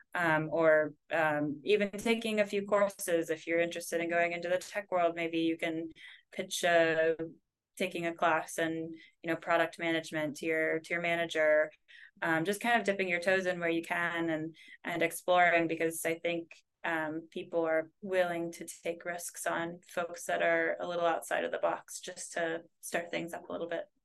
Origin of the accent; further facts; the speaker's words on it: United States; moved away as an adult; now in Netherlands; as an American in the Netherlands